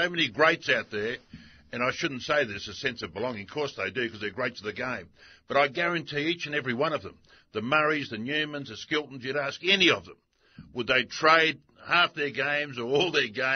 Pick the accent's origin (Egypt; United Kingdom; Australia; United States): Australia; being Australian. You know, we love a beer, we love a punt, we love a chat